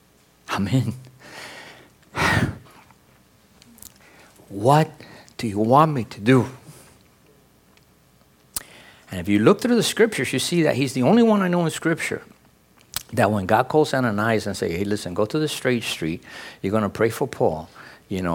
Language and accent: English; New York City, New York, United States; English is a second language; I grew up in New York City, and you know, I'm a city kid